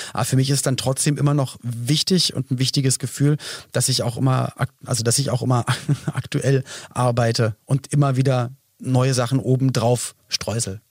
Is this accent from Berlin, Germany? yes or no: yes; Berlin, Germany; Wir kommen beide aus Berlin